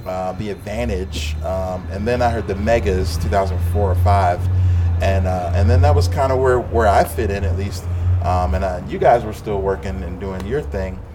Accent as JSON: {"language": "English", "town": "Philadelphia", "region": "Pennsylvania", "country": "United States", "tie": "born or raised there", "said": "I grew up in Philly"}